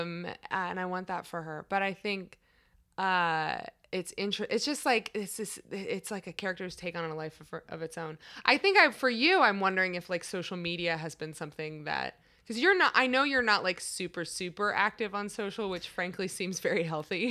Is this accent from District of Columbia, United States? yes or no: yes; Washington, District of Columbia, United States; I'm from, like, the D C area